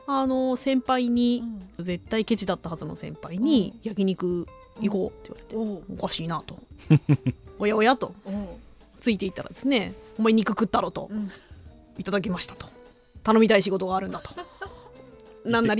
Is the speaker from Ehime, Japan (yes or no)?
yes; Ehime, Japan; moved away as an adult; 私のふるさとの愛媛に18年も本当18年ぶりなので